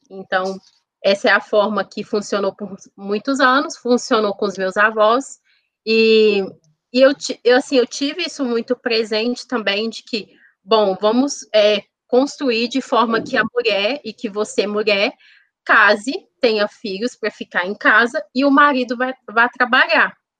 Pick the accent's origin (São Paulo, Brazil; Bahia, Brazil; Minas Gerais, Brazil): Minas Gerais, Brazil; Contagem; Eu nasci aqui mesmo, em Contagem.